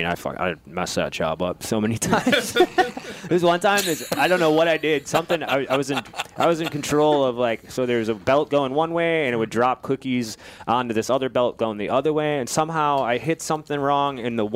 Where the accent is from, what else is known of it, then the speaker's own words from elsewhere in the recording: Ripon, Wisconsin, United States; Ripon, Wisconsin. It's called.